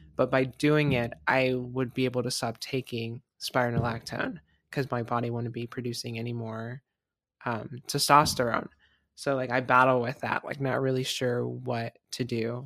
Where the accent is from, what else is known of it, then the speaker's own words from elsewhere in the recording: Florida, United States; moved away; I'm from Florida